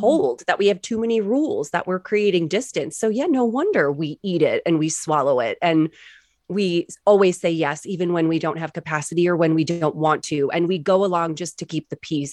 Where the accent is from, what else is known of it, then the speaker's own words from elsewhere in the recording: New England, United States; growing up in New England.